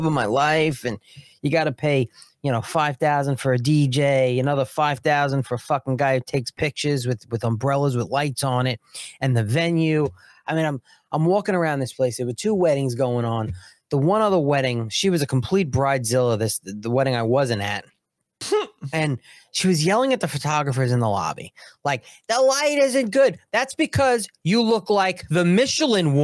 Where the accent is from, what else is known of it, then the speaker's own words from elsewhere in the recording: New York, United States; I'm from New York.